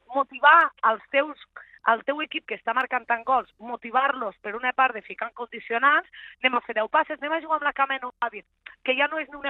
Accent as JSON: {"language": "Catalan", "town": "Linyola", "region": "Catalonia", "country": "Spain", "said": "jo sóc de Linyola"}